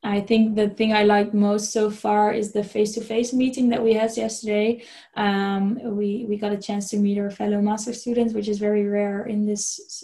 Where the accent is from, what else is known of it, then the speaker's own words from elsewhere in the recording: a small town near Nijmegen, Gelderland, Netherlands; moved away as an adult; also born or lived in Utrecht; I am originally from a small town near Nijmegen in the east, middle east of the Netherlands